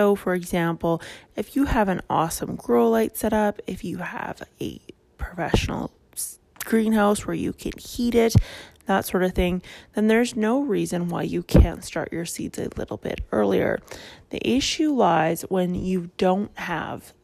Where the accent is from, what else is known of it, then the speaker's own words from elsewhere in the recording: Canada; I am Canadian